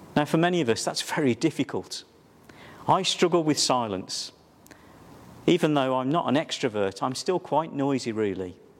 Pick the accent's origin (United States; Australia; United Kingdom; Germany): United Kingdom; Wolverhampton, West Midlands; my hometown was Wolverhampton